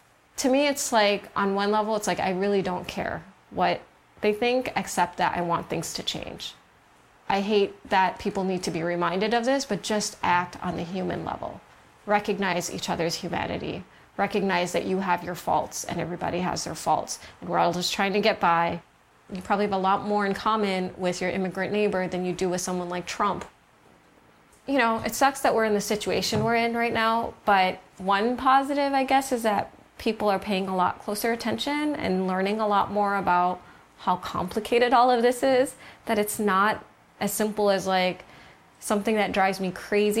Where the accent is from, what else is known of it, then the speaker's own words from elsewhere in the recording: United States; now in Los Angeles, United States; I'm American. I had the luck of being born here